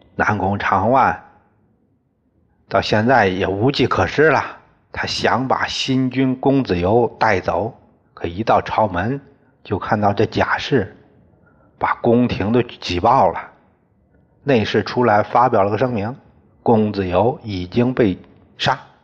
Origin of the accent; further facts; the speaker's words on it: China; 我们中国人